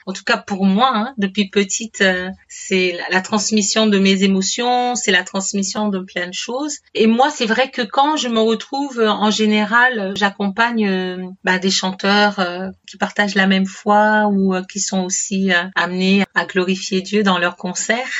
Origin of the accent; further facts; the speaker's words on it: Martinique; je suis originaire de la Martinique